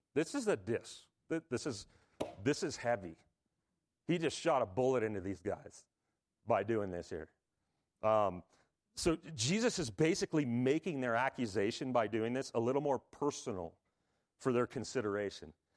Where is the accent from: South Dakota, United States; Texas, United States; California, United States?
California, United States; Southern; if you were a kid growing up in Southern California